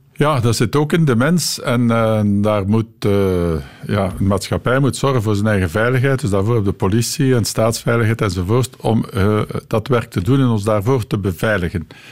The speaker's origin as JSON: {"language": "Dutch", "region": "East Flanders", "country": "Belgium", "moved": "yes", "said": "Ik ben van Oost-Vlaanderen afkomstig en uiteindelijk teruggekeerd naar Oost-Vlaanderen"}